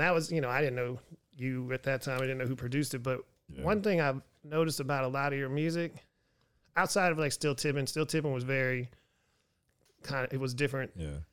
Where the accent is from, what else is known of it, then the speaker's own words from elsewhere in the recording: Pennsylvania, United States; now in Houston, United States; I was born in Pennsylvania, but I came to Texas